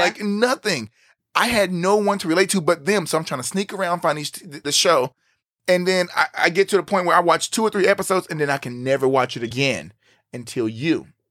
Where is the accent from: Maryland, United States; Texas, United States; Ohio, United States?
Texas, United States; growing up where we're from, like we said, we're in the Bible Belt, we're here in Texas, we're from a small town